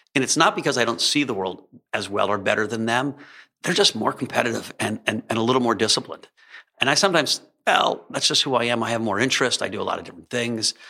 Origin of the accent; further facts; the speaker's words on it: Alexandria, Virginia, United States; I grew up in Alexandria, outside of, uh, D C